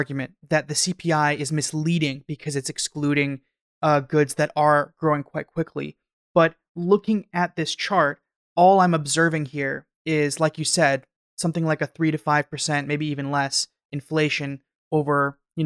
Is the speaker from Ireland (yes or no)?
no; Canada; I'm from Canada.